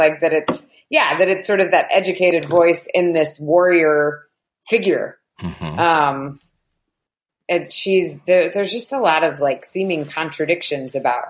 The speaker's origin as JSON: {"language": "English", "country": "United States", "said": "Maybe it's because I'm American that I think that it's so interesting."}